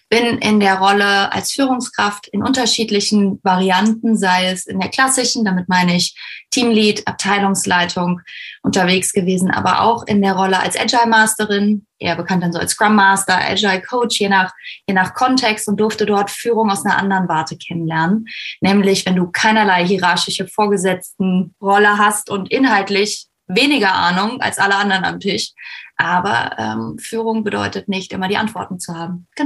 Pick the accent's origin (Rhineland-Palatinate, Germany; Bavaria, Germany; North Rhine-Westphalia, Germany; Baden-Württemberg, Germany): Rhineland-Palatinate, Germany; Koblenz; ich bin 31, ich komme aus Koblenz